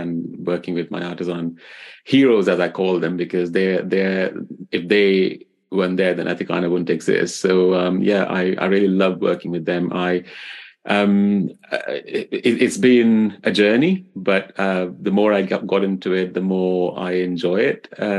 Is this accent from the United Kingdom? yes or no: no; Delhi, India; moved away; growing up in India, I grew up in the old city of Delhi